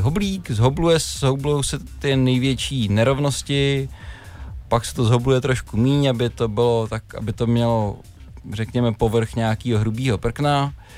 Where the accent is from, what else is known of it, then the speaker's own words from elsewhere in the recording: Všenory, Central Bohemian Region, Czechia; u nás ve Všenorech se ještě dělá sídr